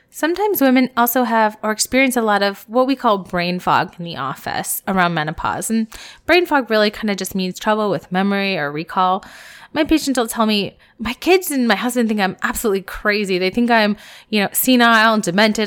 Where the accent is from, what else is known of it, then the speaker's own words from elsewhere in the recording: Columbus, United States; my hometown in Columbus